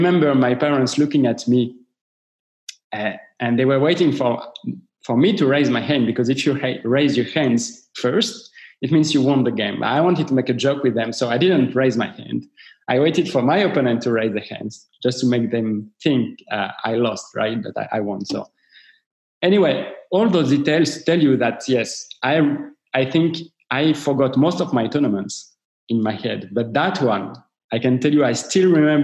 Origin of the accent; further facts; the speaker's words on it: Paris, Île-de-France, France; I'm coming from Paris